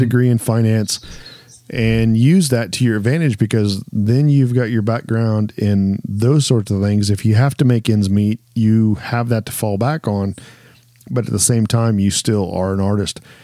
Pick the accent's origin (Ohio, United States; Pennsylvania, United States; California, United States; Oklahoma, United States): Ohio, United States; growing up in Ohio